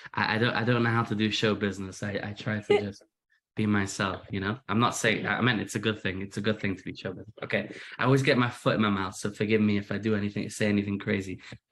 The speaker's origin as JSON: {"language": "English", "town": "Manchester", "region": "North West England", "country": "United Kingdom", "accent": "British", "lives_now": "United States", "said": "I am, as you can hear from my accent, British. I'm originally from Manchester. My accent's become a little American recently. That's what happens when your wife and kids are all American."}